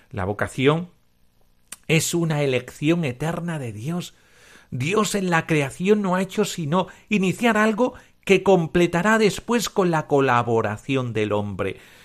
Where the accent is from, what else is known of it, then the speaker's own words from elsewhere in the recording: Cáceres, Extremadura, Spain; Yo como soy extremeño y de Cáceres